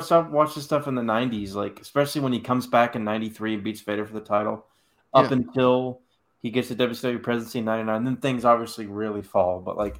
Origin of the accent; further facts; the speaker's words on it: South Carolina, United States; as the only guy who grew up in the South of all of us.